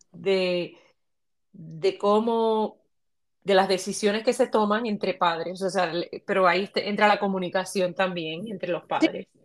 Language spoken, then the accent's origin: Spanish; Puerto Rico; soy puertorriqueña